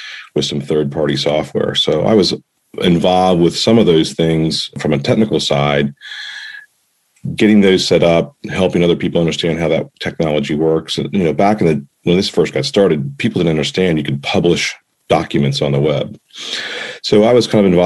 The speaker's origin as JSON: {"language": "English", "region": "Pennsylvania", "country": "United States", "tie": "born or raised there", "moved": "as an adult", "lives_now": "Maryland, United States", "said": "I live in Maryland now. And I grew up in Pennsylvania"}